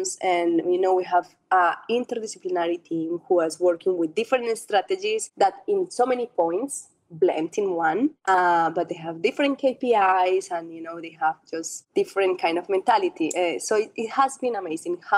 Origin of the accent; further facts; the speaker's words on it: Colombia; also born or lived in Europe; now in Abu Dhabi, United Arab Emirates; I was born in a country where cycling is everything.